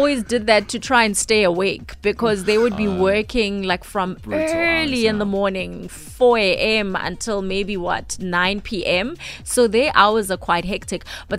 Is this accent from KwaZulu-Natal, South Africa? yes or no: no; Soweto, Gauteng, South Africa; growing up in Soweto, my high school was in Houghton. So I used 3 taxis to get there.